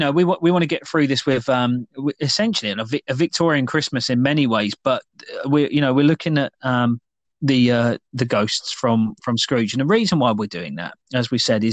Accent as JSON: {"language": "English", "country": "United Kingdom", "said": "with us being British making a tea."}